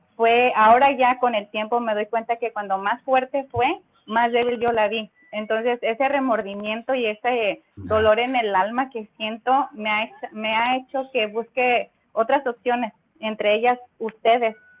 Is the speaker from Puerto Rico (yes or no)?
no; Mexico; now in Indio, United States; Saludos desde Indio, California. Soy mexicana